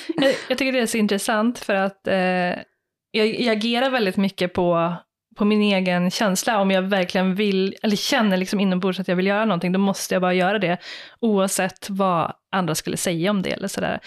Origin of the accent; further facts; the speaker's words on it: Skara, Västra Götaland, Sweden; Jag är ju uppväxt i Skara